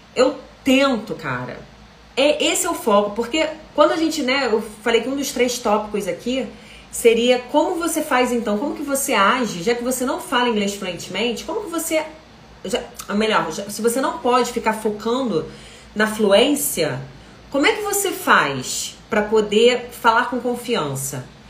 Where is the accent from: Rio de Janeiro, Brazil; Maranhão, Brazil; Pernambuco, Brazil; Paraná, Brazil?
Rio de Janeiro, Brazil; eu sou carioca, sou do Rio de Janeiro